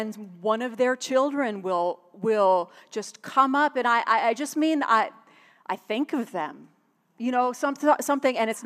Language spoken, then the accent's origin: English; Buffalo, New York, United States; moved away; also born or lived in Tulsa, Oklahoma; I was from Buffalo